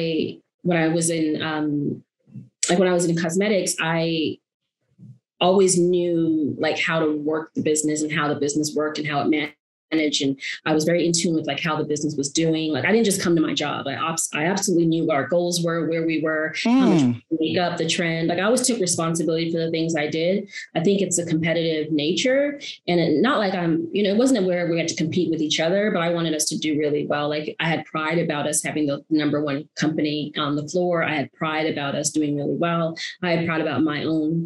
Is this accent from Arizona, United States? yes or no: yes; Arizona, United States; moved away as an adult; also born or lived in Brooklyn, New York; now in New York, United States; was born in Brooklyn, grew up in Arizona my whole life